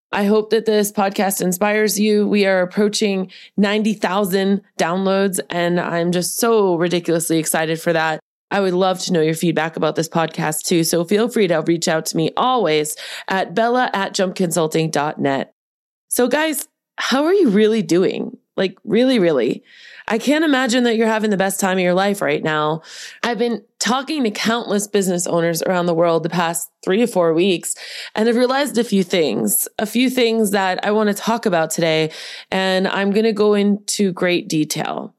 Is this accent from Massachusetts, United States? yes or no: yes; Boston, Massachusetts, United States; that's my Bostonian roots. Did you guys know I was from Boston